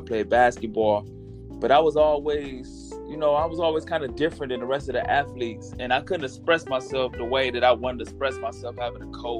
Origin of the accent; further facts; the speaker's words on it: Toledo, Ohio, United States; I'm from Toledo, Ohio.